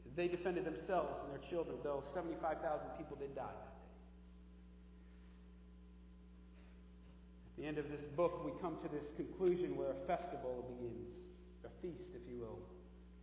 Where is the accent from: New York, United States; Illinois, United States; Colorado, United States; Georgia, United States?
New York, United States; the New York area, United States; I'm from the New York area